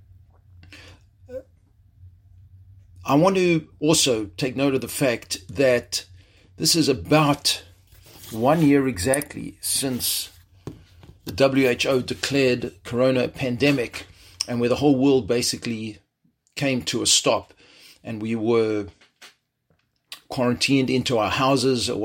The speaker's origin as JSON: {"language": "English", "country": "South Africa", "tie": "born or raised there", "also_born_or_lived": "Jerusalem, Israel", "moved": "as an adult", "lives_now": "Chicago, United States", "said": "I was born and raised in South Africa"}